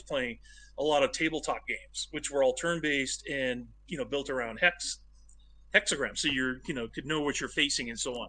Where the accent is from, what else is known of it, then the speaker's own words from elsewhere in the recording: Medford, Oregon, United States; I grew up in Medford, Oregon, which is a tiny town yeah. in southern Oregon